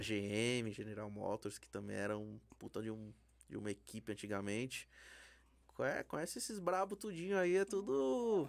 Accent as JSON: {"language": "Portuguese", "country": "Brazil", "said": "A gente é brasileiro"}